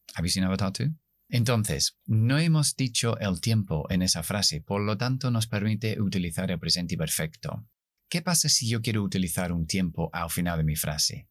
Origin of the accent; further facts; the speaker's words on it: United Kingdom; accent: non-rhotic British; Spanish is a second language; yo no pronuncio la R al final, soy británico